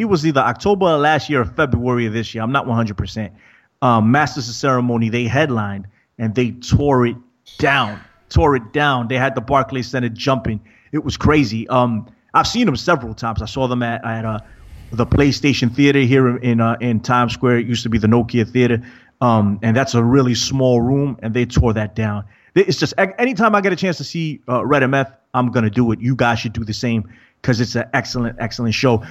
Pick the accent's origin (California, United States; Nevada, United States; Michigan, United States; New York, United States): New York, United States; I'm from New York